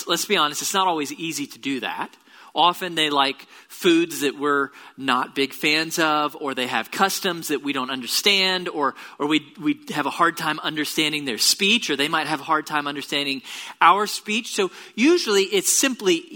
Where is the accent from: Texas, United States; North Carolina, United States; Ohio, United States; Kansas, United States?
Texas, United States; Tomball; now in Bryan-College Station, United States; I grew up in Tomball. It's about an hour south of here.